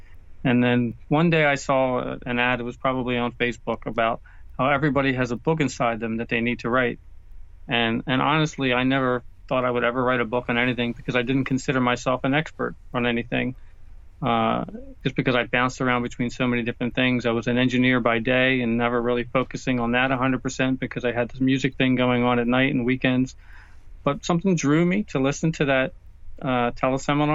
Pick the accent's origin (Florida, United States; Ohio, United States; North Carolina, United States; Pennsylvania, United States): Pennsylvania, United States; just south of the Philadelphia airport, PA; we are living in the house that I grew up